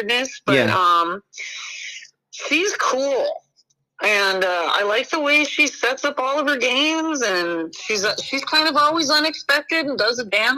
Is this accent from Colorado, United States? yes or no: yes; Denver, Colorado, United States; those are my friends from home, man. I'm from Denver.